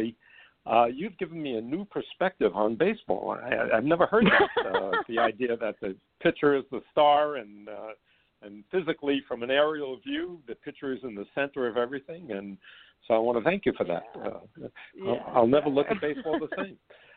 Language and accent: English; Bronx, New York, United States; I don't remember ever going to a Broadway show when I was growing up in the Bronx.